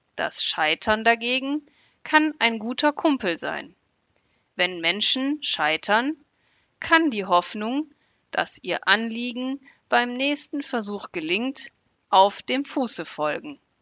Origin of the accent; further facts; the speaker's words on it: Germany; ich komme aus Deutschland.